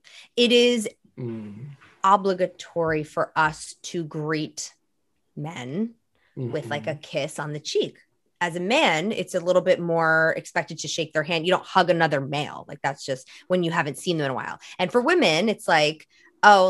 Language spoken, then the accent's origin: English; New Jersey, United States; moved away; also born or lived in New York; I'm from New Jersey and I worked in New York for most of my career